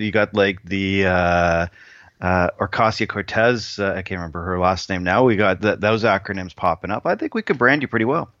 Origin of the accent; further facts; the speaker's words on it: Canada; the one Canadian who actually doesn't know how to skate